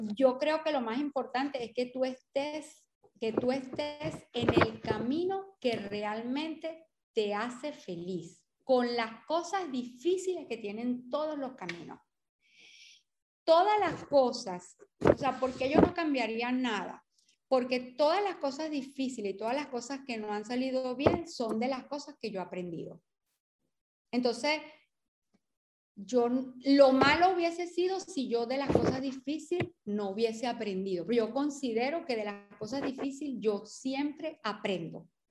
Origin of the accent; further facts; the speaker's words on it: Portuguesa, Venezuela; also born or lived in Carabobo; vivimos en el Estado portuguesa o nacimos en el Estado portuguesa